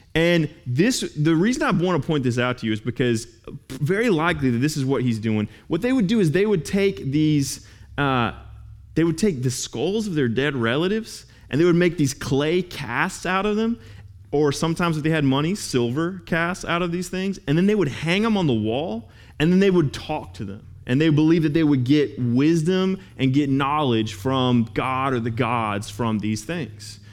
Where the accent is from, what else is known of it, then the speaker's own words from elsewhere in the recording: Los Angeles, California, United States; moved away; we'd actually just moved back to uh, my hometown in L